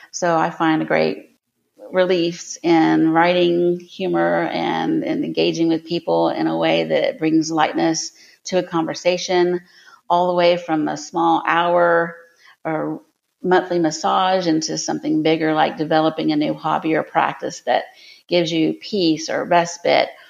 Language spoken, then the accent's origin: English; Lakeland, Florida, United States; I was born and raised here in Lakeland, Florida, where the podcast takes place and where my company is headquartered.